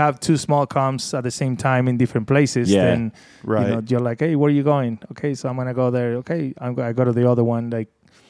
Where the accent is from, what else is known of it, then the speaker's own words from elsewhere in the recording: Buenos Aires, Argentina; English is a second language; moved away as an adult; also born or lived in Fort Lauderdale / Tampa; now in Las Vegas, United States; Back in Buenos Aires in Argentina